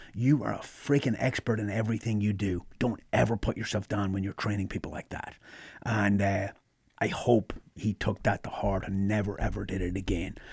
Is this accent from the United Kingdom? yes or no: no; Ireland; moved away as an adult; now in United States; I grew up in Ireland.